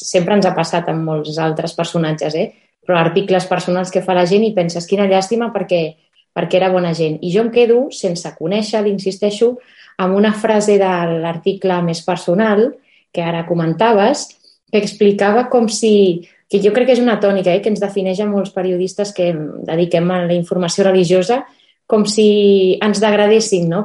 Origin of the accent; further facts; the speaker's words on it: Barcelona, Catalonia, Spain; els que som així més de Barcelona, que ens pilla lluny